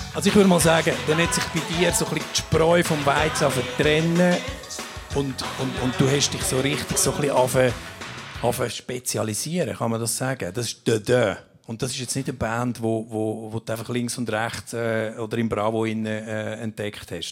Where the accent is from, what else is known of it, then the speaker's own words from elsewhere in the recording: Obwalden, Switzerland; meiner Heimat Obwalden